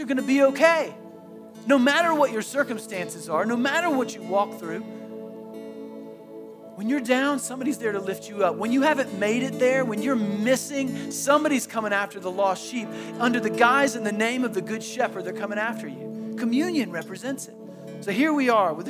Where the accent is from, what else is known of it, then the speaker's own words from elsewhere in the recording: Tallahassee, Florida, United States; I grew up in Tallahassee